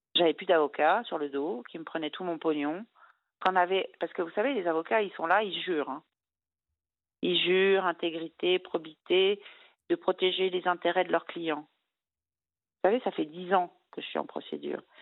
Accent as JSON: {"language": "French", "region": "Brittany", "country": "France", "said": "je suis bretonne"}